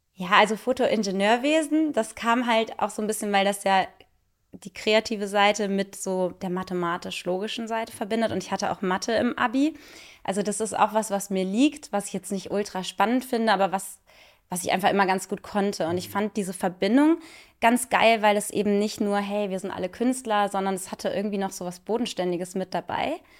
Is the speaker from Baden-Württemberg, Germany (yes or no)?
no; Cologne, North Rhine-Westphalia, Germany; moved away; also born or lived in Munich; in meiner Heimat in Köln